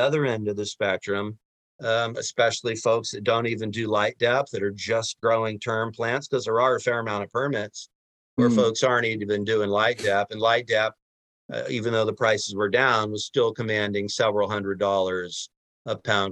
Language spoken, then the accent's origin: English; Humboldt, California, United States; born and raised in Humboldt, Humboldt lifer